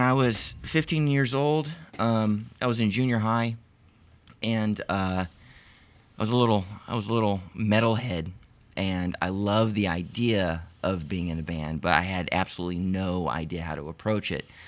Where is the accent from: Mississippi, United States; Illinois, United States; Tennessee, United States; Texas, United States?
Texas, United States; Arlington; also born or lived in Lompoc, California; I was born in California, Lompoc, California, about, uh, a few miles north of Santa Barbara, uh, but have lived in Arlington, Texas for most of my life.